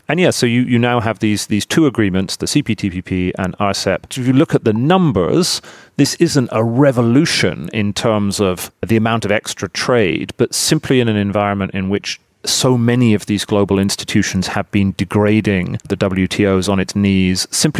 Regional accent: United Kingdom; I'm British, we all studied in America

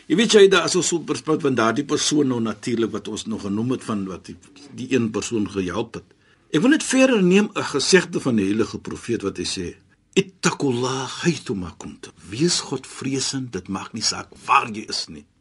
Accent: South Africa; ek as 'n Suid-Afrikaner

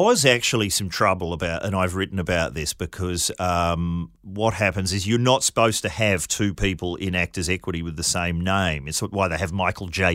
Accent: New Zealand; I grew up in New Zealand

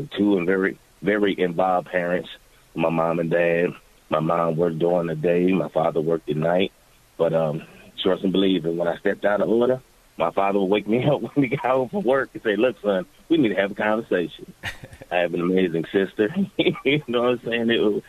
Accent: Philadelphia, Pennsylvania, United States; Philadelphia was my everything. Definitely was. It helped me mold into the person that I am.

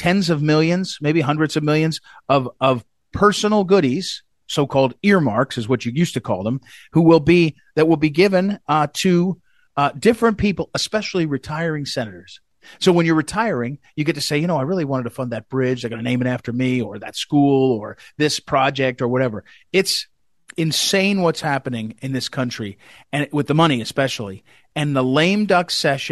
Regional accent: Missouri, United States; my home state of Missouri

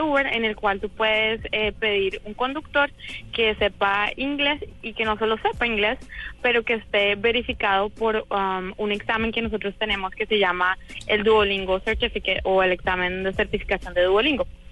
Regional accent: Colombia; now in San Francisco, United States; yo también soy colombiana, pero vivido hace mucho tiempo acá.

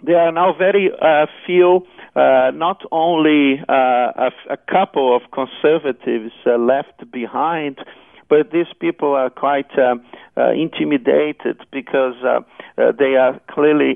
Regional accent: Rio de Janeiro, Brazil; accent: South American; English is a second language; moved away as an adult; now in Australia; I came from a relatively westernized country called Brazil in South America. I was born in Rio de Janeiro

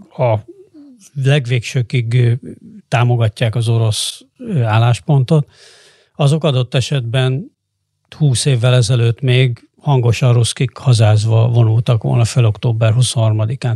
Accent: Hungary; én is ebben nőttem föl természetesen, mint aki a 80-as években volt tinédzser

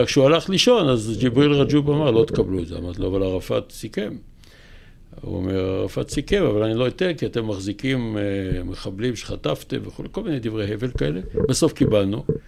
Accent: Kiryat Motzkin, Haifa District, Israel; also born or lived in Hadera / Jerusalem; עברו לקריות, שם היה יותר אוכל. והייתי בכל הקריות, בעיקר בקריית מוצקין

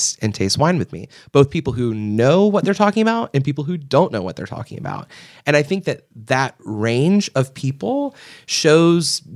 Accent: Portsmouth, Virginia, United States; moved away as an adult; also born or lived in Williamsburg, Virginia; now in Richmond, United States; I grew up in Hampton Roads area

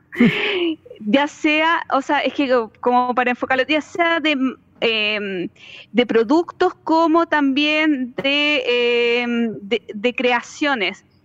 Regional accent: Chile

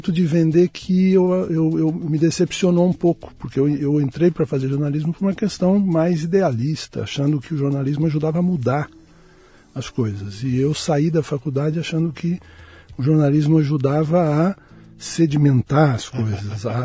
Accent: São Paulo, Brazil; Eu nasci em São Paulo mesmo.

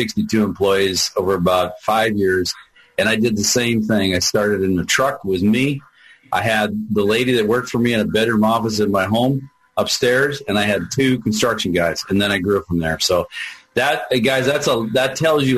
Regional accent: Olympia, Washington, United States; I grew up in Olympia

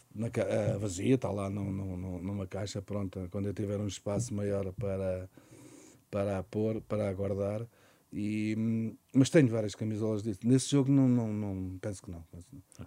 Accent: Montijo, Setúbal, Portugal

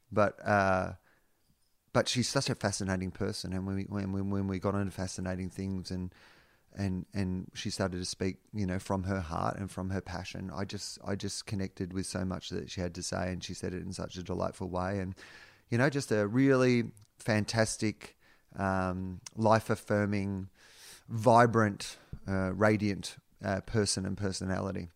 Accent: Australia; being an Australian

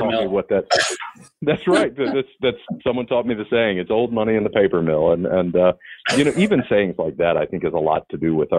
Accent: Atlanta, Georgia, United States; moved away as an adult; now in Savannah, United States; I grew up in Atlanta. I've had family here in Savannah for generations. And I had the good fortune of spending my summers here as a kid.

